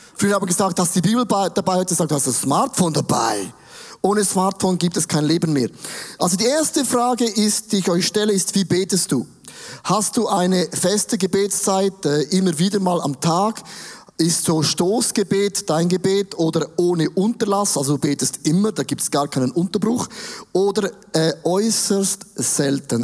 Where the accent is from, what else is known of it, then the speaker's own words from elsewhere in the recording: Switzerland; Wir sind auch Schweizer